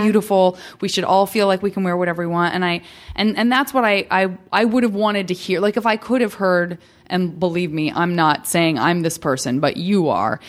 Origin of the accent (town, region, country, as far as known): Tucson, Arizona, United States